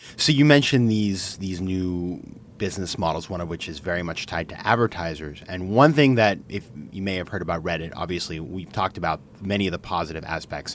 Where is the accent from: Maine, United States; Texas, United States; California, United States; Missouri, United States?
Maine, United States; it's Maine, my home state